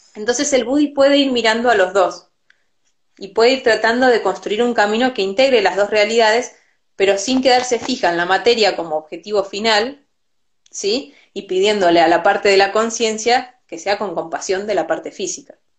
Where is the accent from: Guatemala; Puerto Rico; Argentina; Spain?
Argentina; Yo nací en Argentina y conozco un montón de esta cultura porque me tocó nacer acá